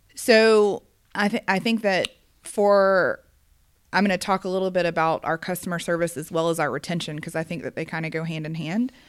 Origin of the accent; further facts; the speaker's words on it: Gwinnett County, Georgia, United States; I grew up in Gwinnett County, Georgia